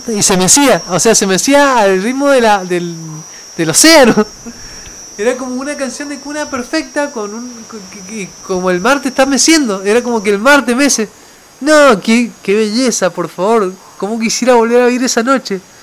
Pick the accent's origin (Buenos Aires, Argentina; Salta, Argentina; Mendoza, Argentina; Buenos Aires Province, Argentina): Mendoza, Argentina; moved away; para mí que vengo de Mendoza, de una ciudad que está a los pies de la cordillera